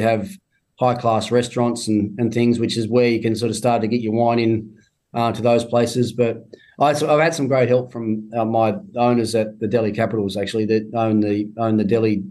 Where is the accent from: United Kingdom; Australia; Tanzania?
Australia; Tasmania; moved away; my home state, I go down to Tassie